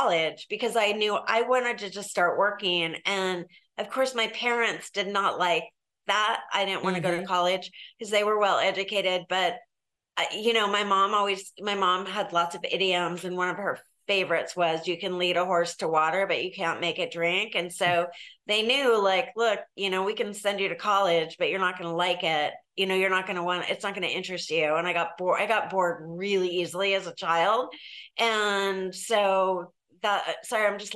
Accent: San Diego, California, United States; I grew up here in San Diego where I live now

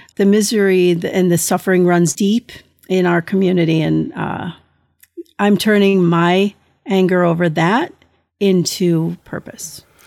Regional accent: United States; I am an American thalidomide survivor

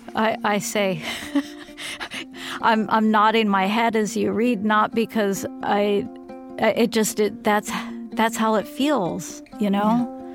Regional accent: Florida, United States; also born or lived in Philadelphia; I came from Philadelphia to Florida

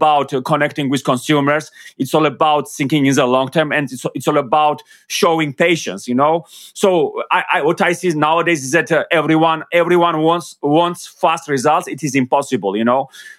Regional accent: Georgia; English is a second language; because of course I come from Georgia, and I'm very proud of where I come from.

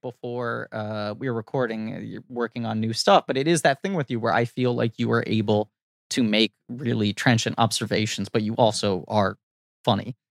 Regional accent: New York City, New York, United States; I'm a New Yorker

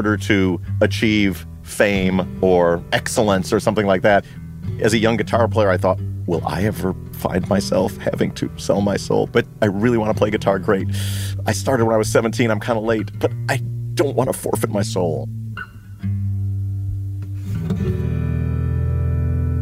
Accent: Libertyville, Illinois, United States; my hometown of Libertyville

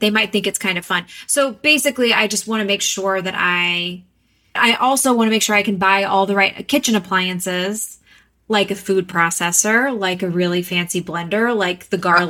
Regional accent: Texas, United States; moved away; also born or lived in New York; I'm from Texas, and we are trashy like I'm talking paper plates and plastic forks and knives every meal

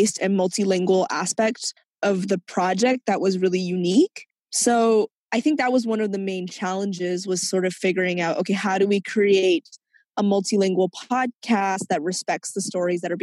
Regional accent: Vancouver, British Columbia, Canada; also born or lived in Hong Kong; I grew up in Vancouver's Chinatown

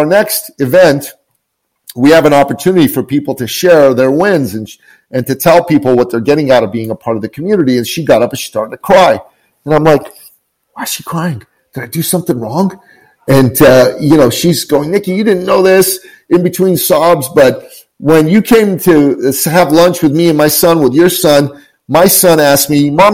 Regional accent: Tehran, Tehran Province, Iran; now in Canada; I'm originally from Tehran, Iran

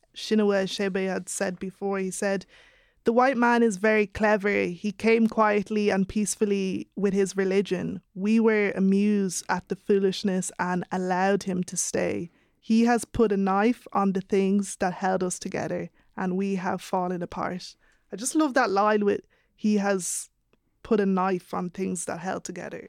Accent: Ireland; being of Nigerian heritage and growing up in Ireland

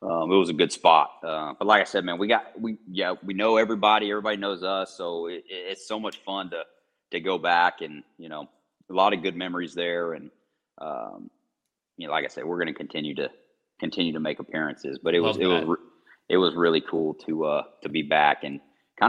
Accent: Texas, United States; moved away; also born or lived in New England; I grew up in Texas

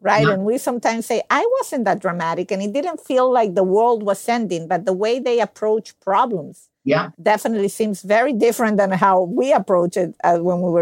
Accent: Venezuela; now in United States; I live in the U.S. I'm not originally from the U.S. I'm from Venezuela

